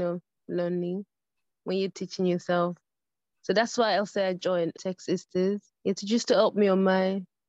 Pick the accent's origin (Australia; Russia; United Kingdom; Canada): United Kingdom; London; I'm from London. I'm 29.